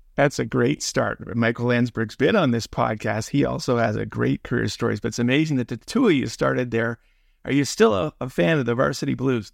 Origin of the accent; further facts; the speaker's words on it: Toronto, Ontario, Canada; growing up in the Willowdale Postal District of Mel Aspen's North York